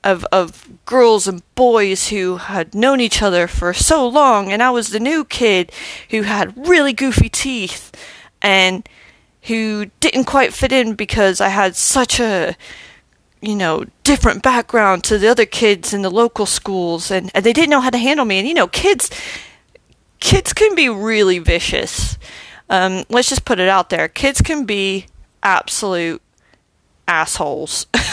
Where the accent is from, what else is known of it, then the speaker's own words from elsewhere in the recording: Germany; born there; also born or lived in Arkansas; I was born in Germany, lived here, there, and everywhere, but I recognize Arkansas as my home because that's where my family live.